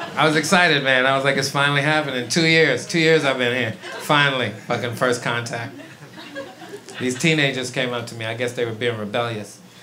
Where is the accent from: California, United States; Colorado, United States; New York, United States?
New York, United States; also born or lived in St. Croix, U.S. Virgin Islands; I am from Brooklyn. I grew up in Brooklyn, East New York